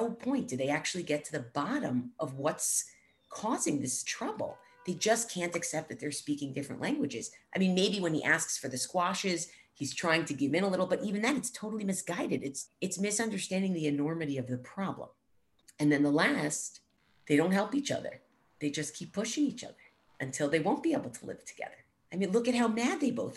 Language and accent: English; United States; We in America